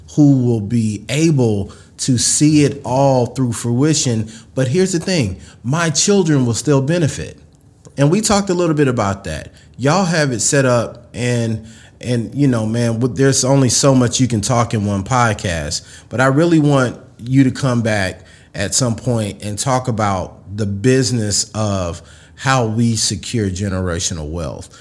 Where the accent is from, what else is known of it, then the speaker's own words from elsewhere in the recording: Mississippi, United States; I was a kid from Mississippi